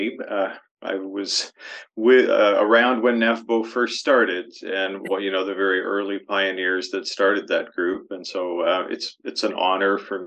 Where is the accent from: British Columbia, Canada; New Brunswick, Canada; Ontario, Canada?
Ontario, Canada; Toronto; moved away as an adult; now in London, Canada; Toronto was my hometown